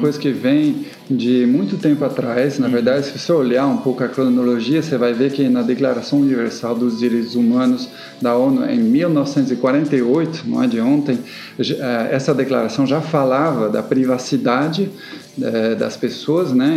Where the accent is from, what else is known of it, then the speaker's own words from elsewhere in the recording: France; accent: French; Portuguese is a second language; now in Brazil; eu sou francês. Então, é, eu venho da França, já faz bastante tempo que estou aqui no Brasil, né? Mesmo assim, não perdi o sotaque